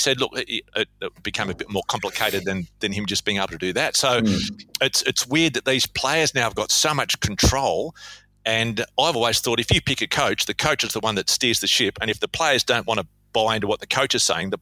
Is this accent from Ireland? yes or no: no; Australia; now in Perth, Australia